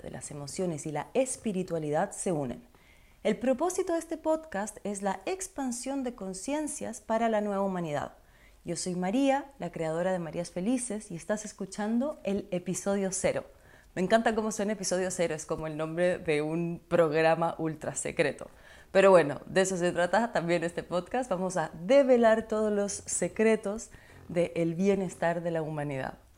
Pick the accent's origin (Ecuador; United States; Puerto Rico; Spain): Ecuador; also born or lived in Chile; yo soy ecuatoriana chilena, de papá chileno, mamá ecuatoriana. Nací en Ecuador